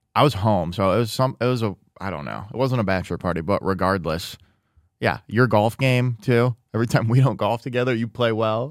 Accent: Midwest, United States; now in Los Angeles, United States; growing up in the Midwest, and especially when I was younger

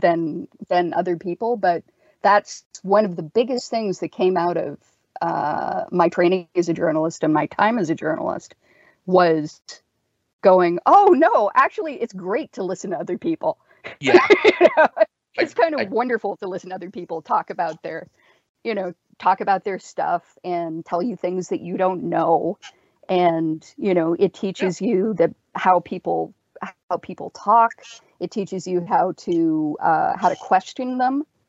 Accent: Canada

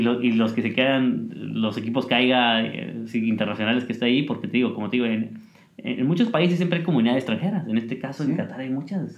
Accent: Mexico

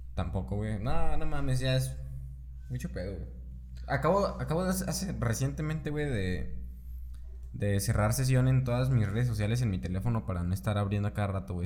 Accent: Mexico; somos mexicanos

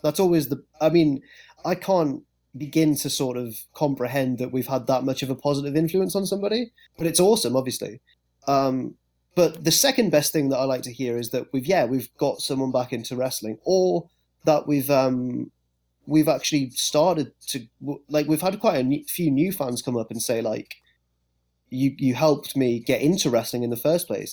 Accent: England, United Kingdom; being English

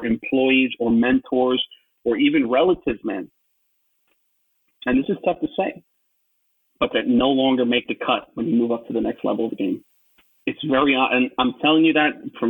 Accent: New York, United States; I'm from New York and I'm in finance

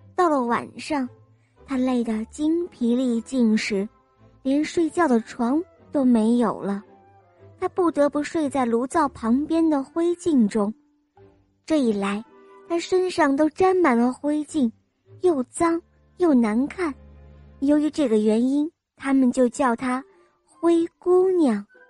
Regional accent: Dagang District, Tianjin, China; 我来自大港区

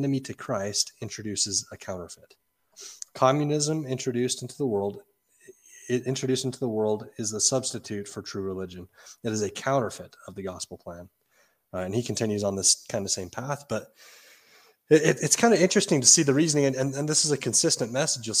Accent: Utah, United States; growing up in Utah

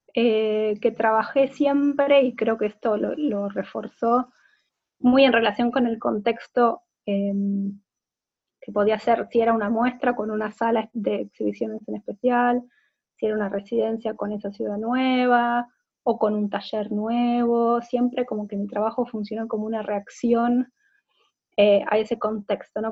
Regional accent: Argentina; moved away as an adult; also born or lived in Buenos Aires / Dublin, Ireland; soy artista visual de Argentina. En los últimos siete años viví entre Buenos Aires e Irlanda, Dublín

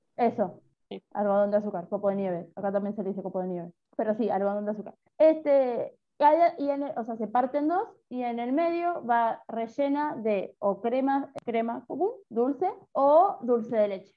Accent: San Pedro, Buenos Aires Province, Argentina; yo crecí comiendo enseimada todo el tiempo y me sorprendí cuando salí de San Pedro

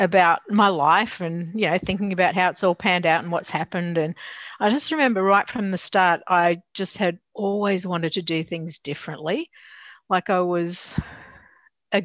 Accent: Newcastle, New South Wales, Australia; I grew up in Newcastle.

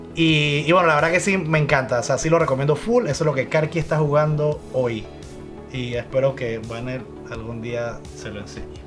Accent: Panama; En Panamá, acuérdense que somos de Panamá

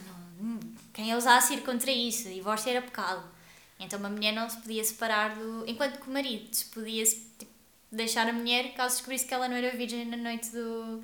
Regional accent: Guarda, Centro, Portugal; eu sou da Guarda

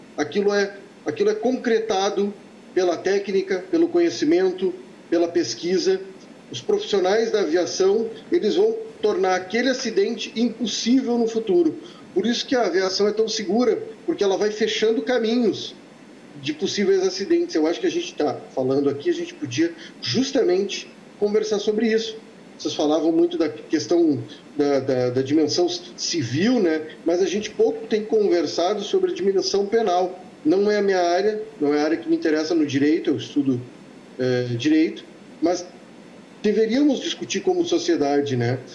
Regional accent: Santa Maria, Rio Grande do Sul, Brazil; moved away as an adult; eu sou um filho de Santa Maria. Eh, não, não nasci em Santa Maria, mas eu morei lá dos meus 11 anos até os meus 19.

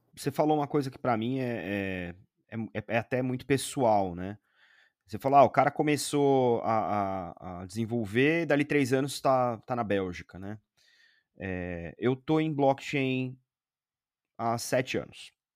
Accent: Brazil; moved away as an adult; Mesmo sendo brasileiro, mesmo trabalhando no mercado financeiro há 20 e tralala anos

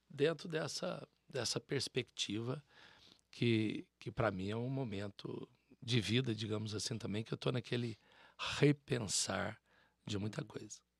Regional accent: South of Minas Gerais, Brazil; nós somos sul mineiros

